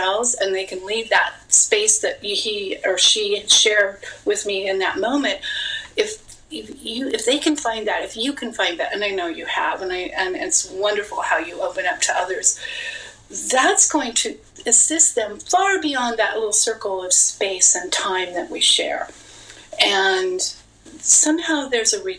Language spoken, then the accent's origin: English; Las Vegas, Nevada, United States; I'm from Vegas